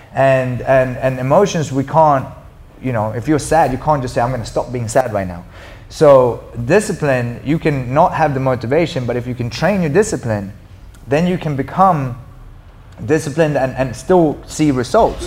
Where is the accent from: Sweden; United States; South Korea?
Sweden; moved away; I skied a lot because I'm from Sweden